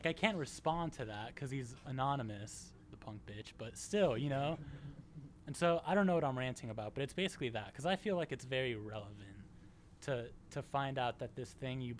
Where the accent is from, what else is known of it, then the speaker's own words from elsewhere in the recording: Vicenza, Veneto, Italy; So I grew up in Italy, and I spent middle school and high school life there, and a little bit of college. Northern Italy, it's a city called Vicenza